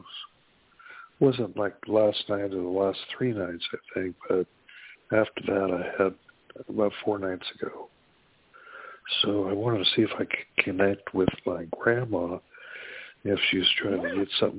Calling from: California, United States; from California.

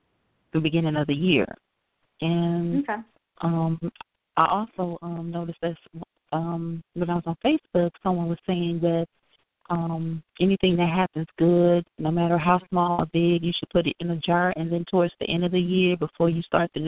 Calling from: Chicago, Illinois, United States

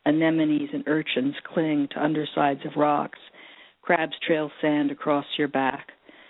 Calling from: Oakland, California, United States; I'm calling from Oakland.

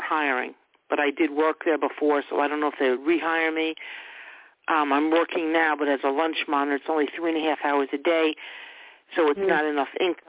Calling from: New York, United States; Long Island.

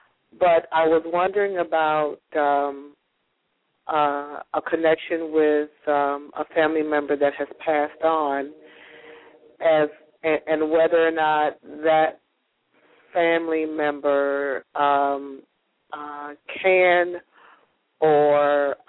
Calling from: Atlanta, Georgia, United States; I'm calling from Atlanta.

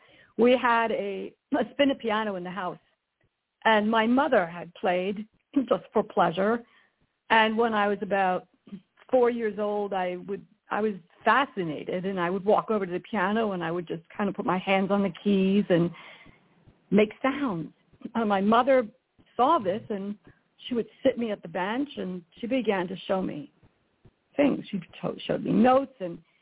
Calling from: California, United States; Well, I am in sunny, very hot Northern California.

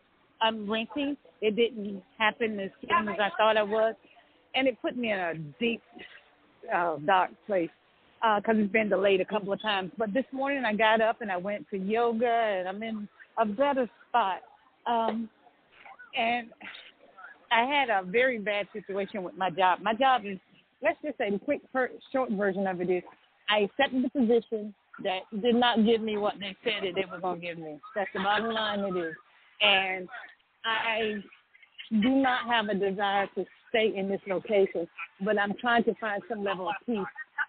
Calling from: Georgia, United States; And I'm calling from Georgia.

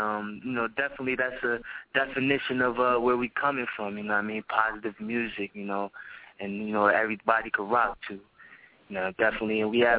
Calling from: York, Pennsylvania, United States; Calling from York, PA, man.

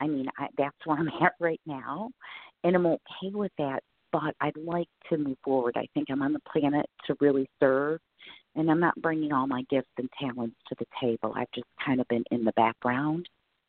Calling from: Michigan, United States

